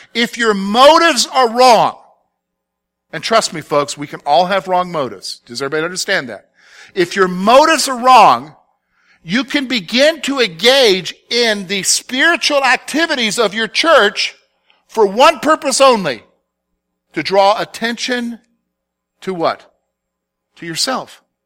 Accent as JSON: {"language": "English", "region": "the South", "country": "United States", "tie": "born or raised there", "said": "growing up in the South"}